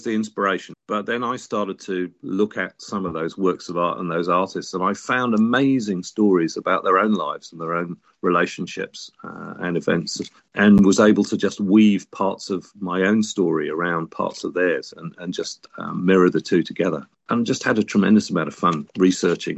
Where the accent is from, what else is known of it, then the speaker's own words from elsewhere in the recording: Sheffield, Yorkshire and the Humber, United Kingdom; I was born a little way up the road in Sheffield